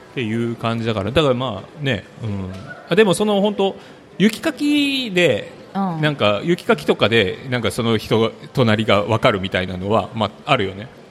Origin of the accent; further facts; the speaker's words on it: Kurayoshi, Tottori, Japan; 僕はそのちっちゃい頃からこの倉吉の辺に住んでるから住んでたのでパープルタウンにそもそもこうもともとこうよよく来てたというか地元のショッピングセンターとして利用してた